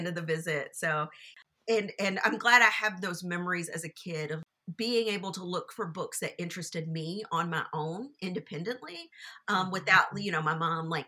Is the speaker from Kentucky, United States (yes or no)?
yes; Louisville, Kentucky, United States; I'm born and raised in Louisville